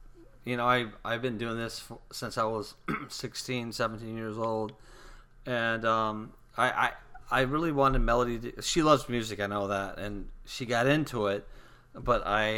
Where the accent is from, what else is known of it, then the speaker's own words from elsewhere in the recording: California, United States; moved away; I come from California